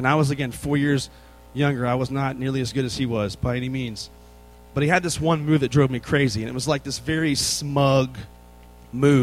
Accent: Virginia, United States; moved away as an adult; now in Texas, United States; I'm from the state

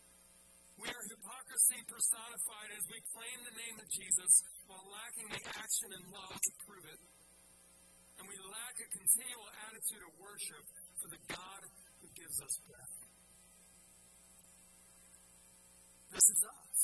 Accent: Philadelphia, Pennsylvania, United States; I'm from Philadelphia and we say things like use guys and stuff like

